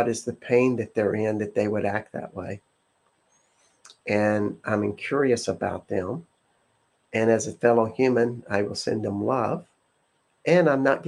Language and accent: English; the South, United States; I'm from the South